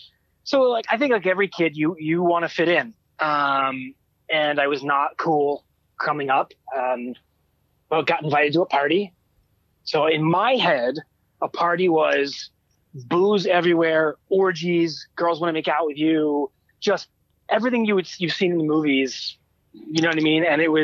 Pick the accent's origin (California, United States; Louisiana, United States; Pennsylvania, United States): Pennsylvania, United States; Lancaster; moved away as an adult; also born or lived in Philadelphia / New York; now in Toronto, Canada; I grew up in Lancaster, Pennsylvania. Stayed there until I was 18. Moved to Philadelphia to go to college. Stayed there another 4 years after graduating. Went to New York for 13 years, and then we've been in Toronto for 2.5.